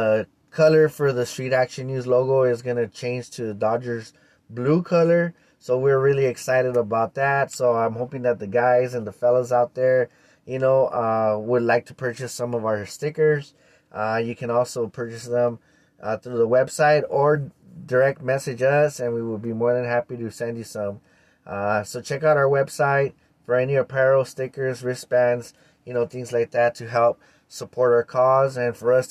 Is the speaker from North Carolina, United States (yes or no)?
no; East Los Angeles, California, United States; I was born and raised in East Los Angeles.